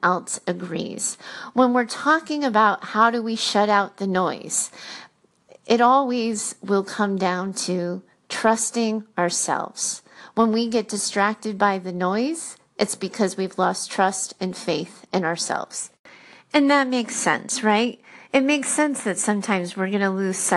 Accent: Rhode Island, United States; moved away as an adult; also born or lived in Boston; I grew up in Rhode Island.

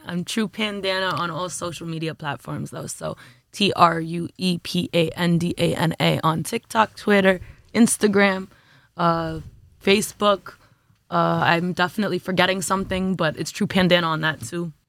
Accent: New York City, New York, United States; also born or lived in Jamaica, Queens / Flatbush, Brooklyn; I'm from Brooklyn, New York, born and raised more or less

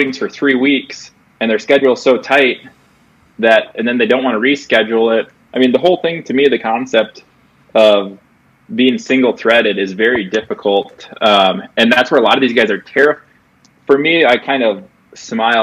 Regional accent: Iowa, United States; I'm from Iowa

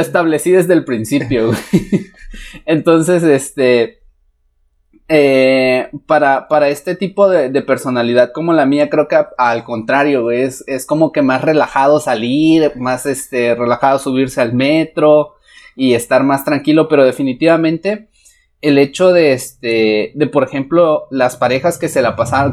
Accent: Mexico; como mexicanos

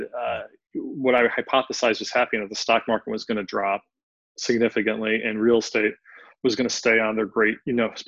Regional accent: Philadelphia, Pennsylvania, United States; I'm from Philly, so spirit of brotherly love here

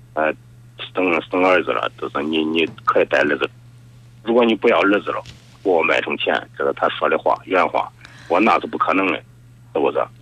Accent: Luoyang, Henan, China; 我是罗阳的

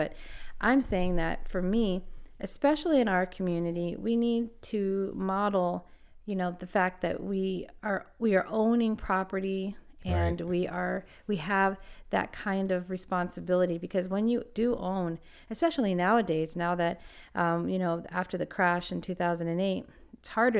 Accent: California, United States; And I'm from California. So, I mean, I've lived in a lot of different places.

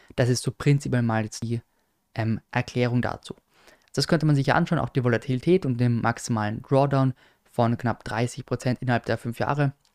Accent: Austria; als Österreicher

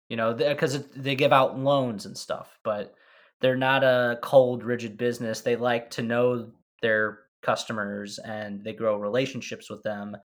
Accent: St. Louis, Missouri, United States; I'm from Saint Louis.

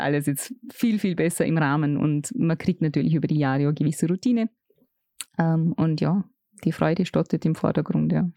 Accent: Vorarlberg, Austria; bei uns im Ländle

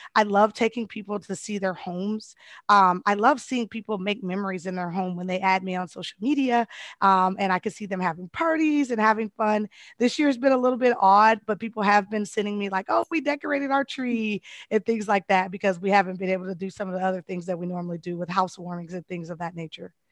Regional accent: Colorado, United States; moved away; I'm originally from Colorado

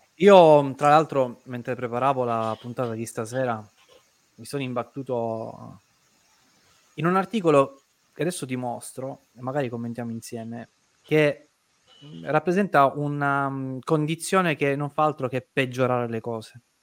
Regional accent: Caltagirone, Sicily, Italy; io sono di Caltagirone

